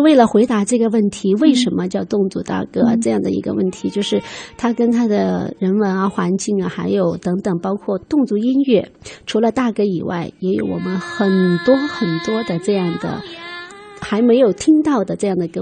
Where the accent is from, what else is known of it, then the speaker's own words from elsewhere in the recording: Jinping and Tianzhu, Guizhou, China; 在我们的锦屏，呃，天柱 一代我们的北部方言地区